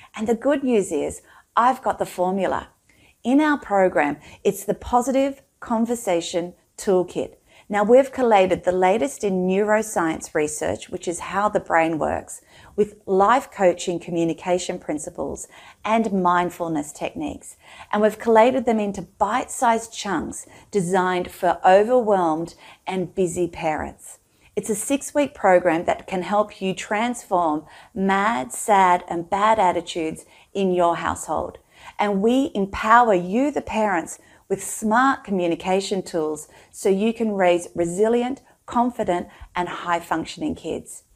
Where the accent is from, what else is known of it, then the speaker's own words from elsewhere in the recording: Australia; I'm Australian and living in Australia